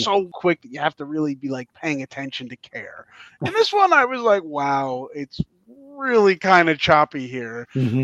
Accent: Long Island, New York, United States; I'm from Long Island, so I went to New York City all the time.

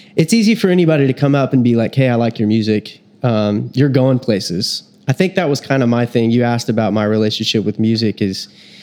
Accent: Texas, United States; I was born in Texas

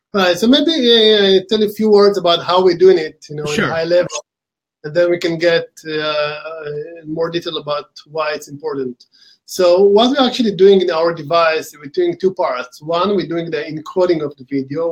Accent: Israel; accent: Israeli; we started the company in uh, Israel about 11 years ago. This where my accent from

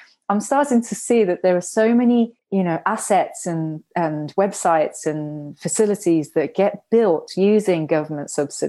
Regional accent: Japan; also born or lived in United Kingdom; I was also growing up when I was younger, I grew up in Japan and also grew up in the UK

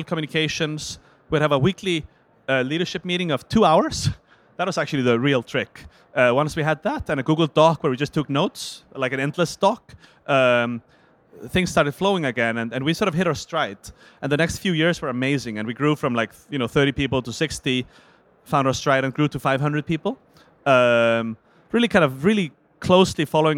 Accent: Iceland; I'm from Iceland

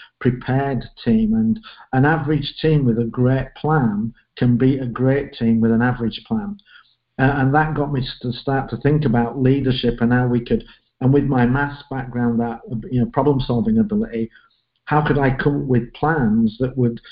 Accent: Leeds, Yorkshire and the Humber, United Kingdom; moved away; I'm from Leeds in the north of England, grew up there and stayed there until I went to university

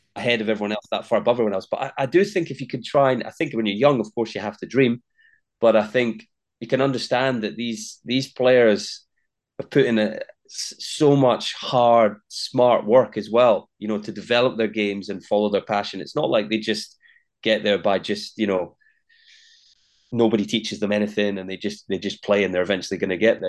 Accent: Linlithgow, Scotland, United Kingdom; Born and raised in Scotland and, uh, a town called Linlithgow, just that, just west of, of Edinburgh

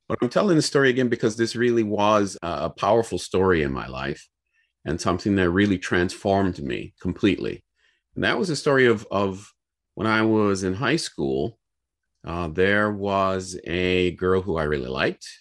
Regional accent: Cleveland, Ohio, United States; I'm from Cleveland, Ohio

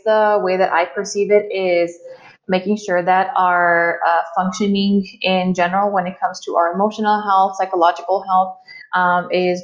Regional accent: El Paso, Texas, United States; I was born and raised here in El Paso

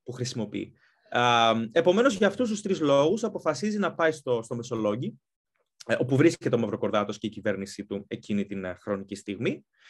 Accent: Greece; moved away as an adult; also born or lived in Athens, Greece / London, United Kingdom; now in United Kingdom; μεγάλωσα στην Ελλάδα, σπούδασα στην Ελλάδα

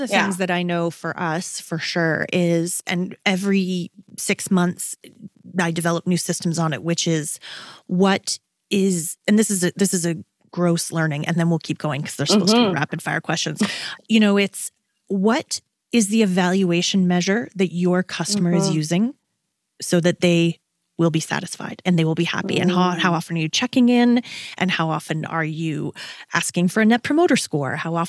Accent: Canada; We're Canadian. We're pretty British in our spelling.

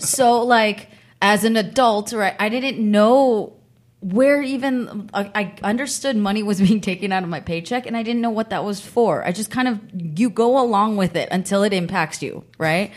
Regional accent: San Francisco Bay Area, California, United States; I grew up in the Bay Area

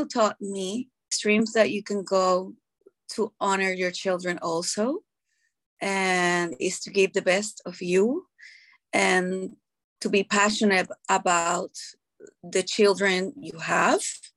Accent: Puerto Rico; I am from Puerto Rico

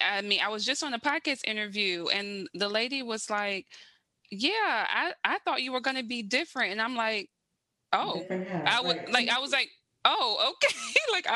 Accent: South Carolina, United States; now in Baltimore, United States; I'm from South Carolina, originally born and raised. I am like a true Southern girl.

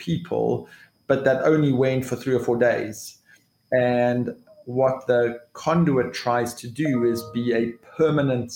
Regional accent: South Africa; I am a South African.

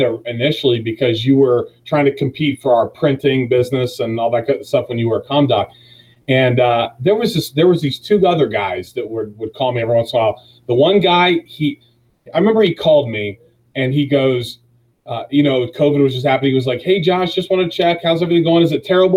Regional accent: Dennison, Ohio, United States; So, I was born and raised in Denison, Ohio, a 922er.

